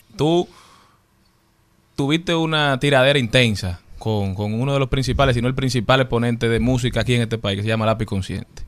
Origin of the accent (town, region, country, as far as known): Dominican Republic